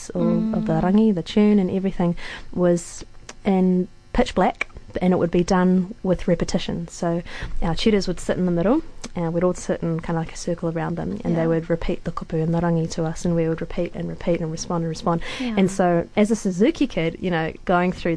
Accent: Wellington, New Zealand; now in Dunedin, New Zealand; I'm from Te Whanganui o Tauranga, Wellington, and I grew up with my mother as a musician

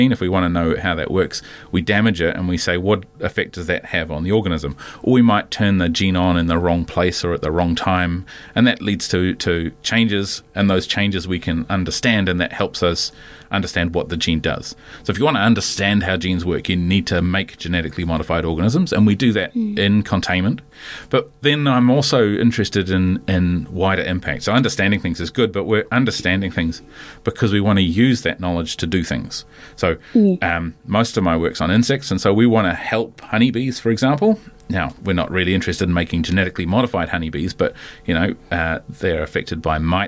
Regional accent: Wellington, New Zealand; also born or lived in Canada / London; I grew up in the back end of Wellington

